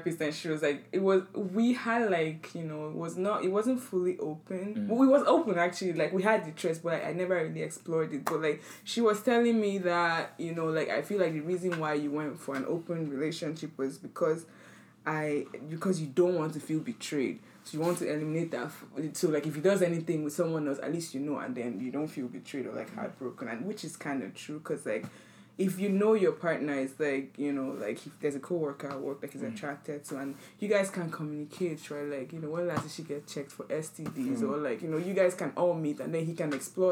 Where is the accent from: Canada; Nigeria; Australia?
Nigeria; we're all from Nigeria